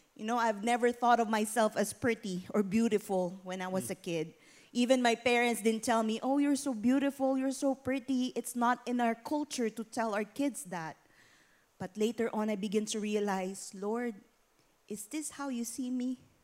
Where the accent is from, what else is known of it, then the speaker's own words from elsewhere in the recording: Philippines; moved away; I was born and raised in the Philippines to a very poor family